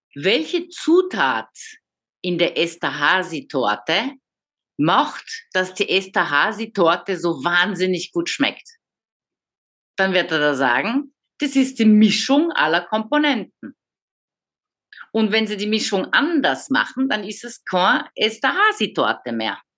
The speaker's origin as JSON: {"language": "German", "town": "Paris", "region": "Île-de-France", "country": "France", "tie": "born or raised there", "also_born_or_lived": "Frankfurt / Vienna / Munich", "moved": "as an adult", "lives_now": "Baden-Württemberg, Germany", "said": "Ich bin in Paris geboren, aufgewachsen, 20 Jahre in Paris"}